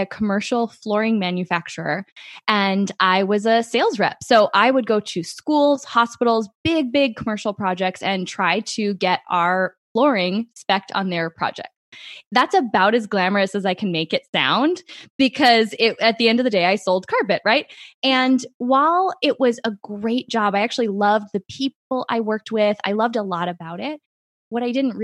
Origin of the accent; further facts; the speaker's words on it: Midwest, United States; growing up in the Midwest